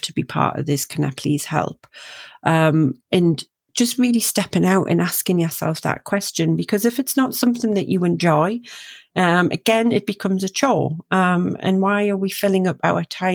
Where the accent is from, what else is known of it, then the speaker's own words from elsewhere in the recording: Northumberland, North East England, United Kingdom; my accent from where I'm from is from a place called Northumberland